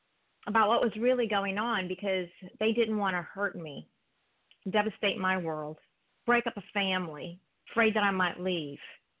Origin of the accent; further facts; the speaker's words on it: East Coast, United States; That's okay. I'm from the East Coast, so it's good to hear your voice.